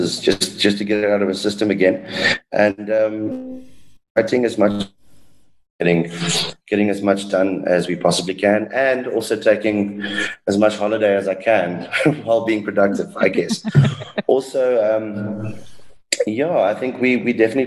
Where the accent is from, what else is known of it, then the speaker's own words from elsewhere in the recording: South Africa; I'm South African, you know. I come from a very bilingual house